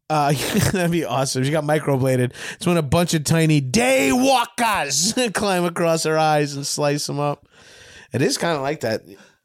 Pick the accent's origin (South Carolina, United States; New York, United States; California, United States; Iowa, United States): New York, United States; Long Island; You're from Boston. I'm from Long Island.